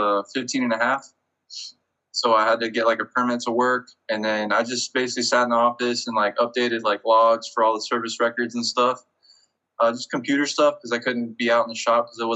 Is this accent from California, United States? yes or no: yes; Bakersfield, California, United States; moved away as an adult; also born or lived in Colorado / Louisiana; now in San Diego, United States; I was born in Bakersfield, California